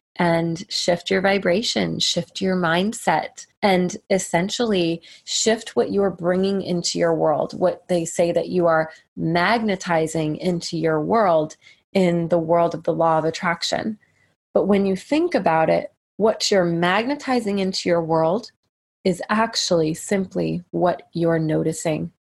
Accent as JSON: {"language": "English", "country": "United States", "said": "as an American girl"}